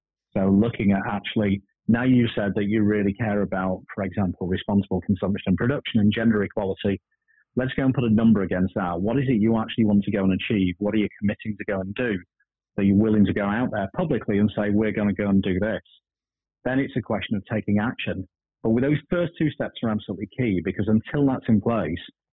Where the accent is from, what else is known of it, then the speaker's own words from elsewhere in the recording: Blackpool, North West England, United Kingdom; I'm from Blackpool